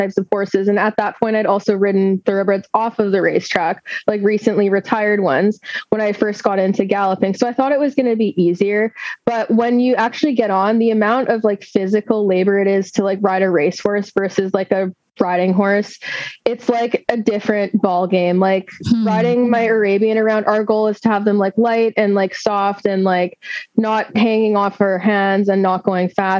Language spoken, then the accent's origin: English; Fraser Valley, British Columbia, Canada; I'm a Canadian located in British Columbia, Canada. I live in the Fraser Valley. It's very beautiful here. I've grown up here